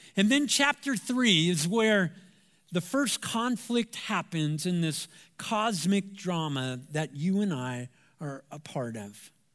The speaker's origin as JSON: {"language": "English", "town": "Anaheim", "region": "California", "country": "United States", "tie": "born or raised there", "said": "I'm from Southern California, Anaheim, to be example, uh, to be specific. And I went to Savannah High School"}